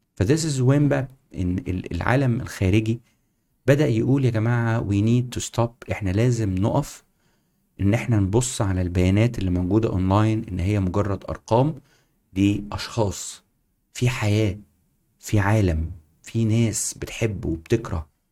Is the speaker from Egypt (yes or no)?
yes; Egypt; moved away as an adult; also born or lived in United Kingdom / Singapore; احنا كنا مصريين